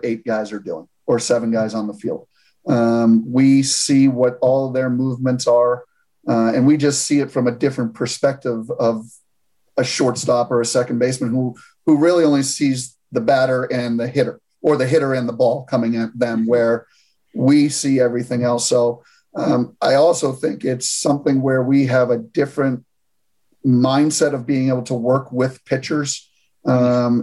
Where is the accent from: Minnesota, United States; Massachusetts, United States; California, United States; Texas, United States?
Massachusetts, United States; Boston; moved away as an adult; now in Asheville, United States; I'm a Northeast guy. I'm from Boston